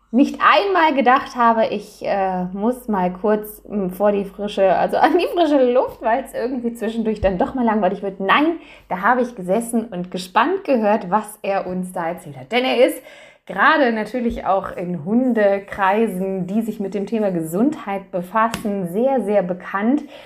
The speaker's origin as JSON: {"language": "German", "country": "Germany", "said": "bei uns in Deutschland"}